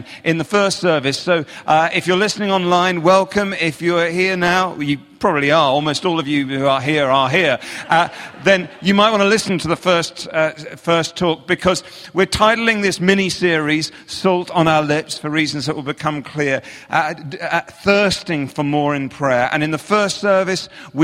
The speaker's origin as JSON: {"language": "English", "region": "England", "country": "United Kingdom", "accent": "English", "said": "I'm from England"}